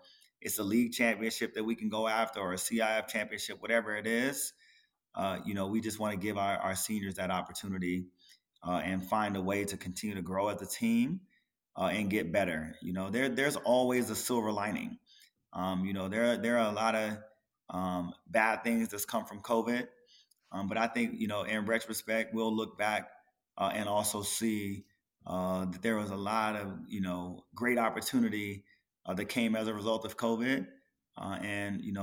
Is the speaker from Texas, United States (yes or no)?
no; Maryland, United States; moved away; also born or lived in Los Angeles; I'm from Maryland